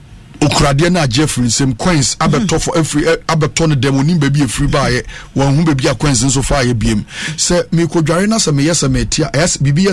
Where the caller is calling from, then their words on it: Tema, Greater Accra, Ghana; I say, I'm watching you from Tema.